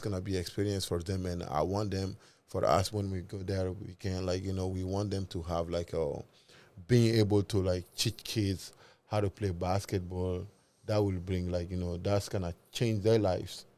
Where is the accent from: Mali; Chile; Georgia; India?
Mali; we are both from Mali